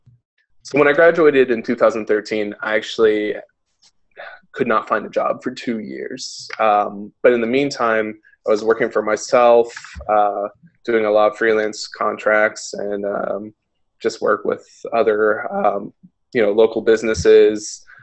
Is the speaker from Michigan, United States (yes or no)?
no; Pittsburgh, Pennsylvania, United States; moved away as an adult; now in Cleveland, United States; I'm a graphic designer and illustrator based here in Cleveland, although I'm originally from Pittsburgh. I moved to Cleveland about a year and a half ago. Lived in Pittsburgh for 20 years.